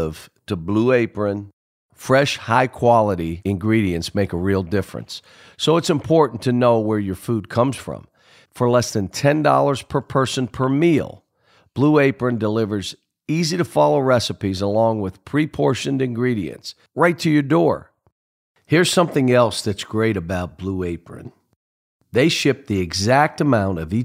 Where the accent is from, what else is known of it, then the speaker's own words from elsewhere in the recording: Pittsburgh, Pennsylvania, United States; we're both from Pittsburgh